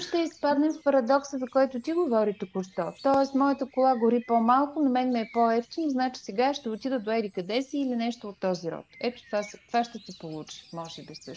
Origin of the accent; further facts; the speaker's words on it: Stara Zagora, Stara Zagora Province, Bulgaria; аз съм от Стара Загора